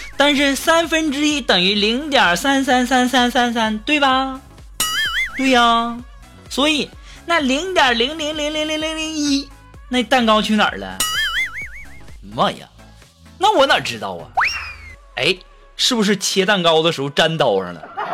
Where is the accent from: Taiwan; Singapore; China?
China; northern China; 作为北方人的我呀，现在呀，每天晚上都是光着膀子在家里吃雪糕啊